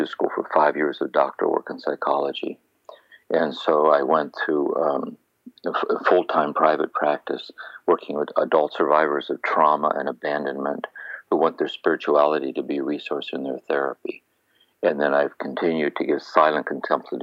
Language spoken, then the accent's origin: English; Akron, Ohio, United States; moved away; also born or lived in Kentucky; I was born and raised in Akron, Ohio